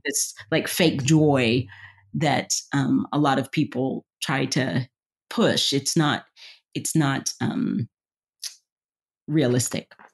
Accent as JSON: {"language": "English", "region": "the South", "country": "United States", "said": "I'm from the South."}